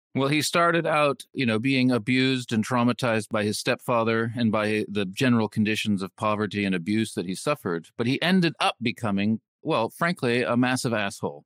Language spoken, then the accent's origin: English; California, United States; growing up in California